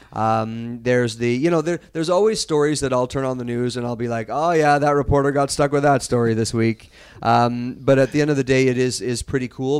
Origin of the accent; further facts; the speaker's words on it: Kelowna, British Columbia, Canada; as a kid born and raised in Kelowna